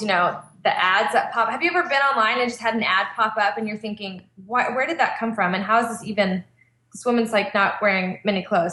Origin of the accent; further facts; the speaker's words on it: Texas, United States; moved away as an adult; also born or lived in West Coast; I'm from Texas originally, but then we spent six years church planting on the West Coast and moved back to Texas two years ago